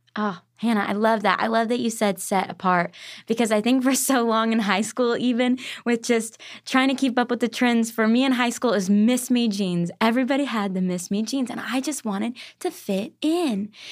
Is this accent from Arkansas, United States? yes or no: yes; Arkansas, United States; moved away as an adult; also born or lived in Tennessee; now in Nashville, United States; I was born and raised in Arkansas for the first eighteen years of my life